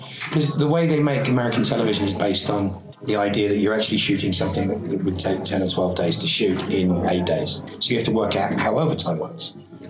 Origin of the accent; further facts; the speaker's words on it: England, United Kingdom; moved away; being English and having never really worked in England, apart from I did In the Name of the Father after I'd been working in America.